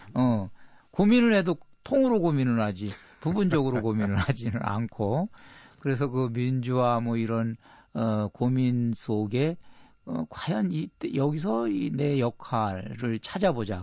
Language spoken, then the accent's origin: Korean; South Korea; 나 한국에서 왔다.